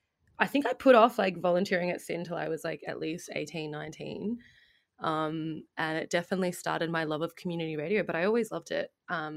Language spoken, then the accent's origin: English; Melbourne, Victoria, Australia; I grew up in Melbourne